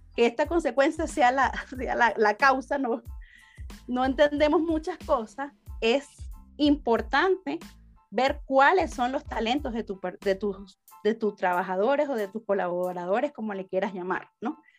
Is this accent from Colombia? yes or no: no; Venezuela; moved away as an adult; now in Guatemala; yo soy de Venezuela, tengo seis años aquí en Guatemala